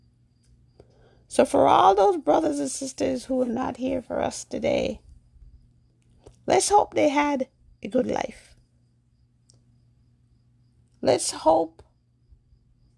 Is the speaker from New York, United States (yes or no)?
yes; New York, United States; also born or lived in Jamaica; I'm African American, born in Jamaica. I grew up in New York